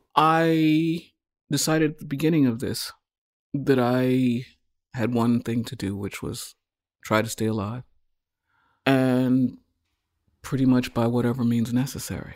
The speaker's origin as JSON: {"language": "English", "country": "United States", "said": "as African Americans, because we are from the United States."}